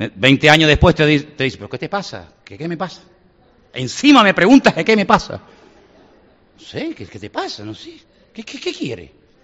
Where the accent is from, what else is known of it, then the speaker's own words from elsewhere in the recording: Canary Islands, Spain; moved away; yo también soy muy lejos, de Canarias